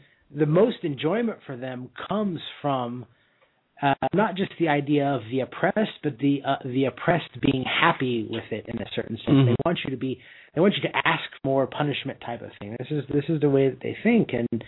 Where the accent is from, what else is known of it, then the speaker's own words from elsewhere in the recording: United States; Well, what part of the United States? I'm actually from there.